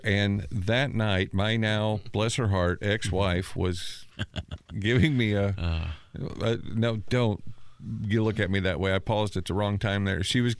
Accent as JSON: {"language": "English", "town": "Natchitoches", "region": "Louisiana", "country": "United States", "tie": "born or raised there", "moved": "as an adult", "lives_now": "Indiana, United States", "said": "I moved to Indiana from my hometown of Nutsitch, Louisiana. I spent a couple of 3 years or so in Pendleton, in the town, not the facility."}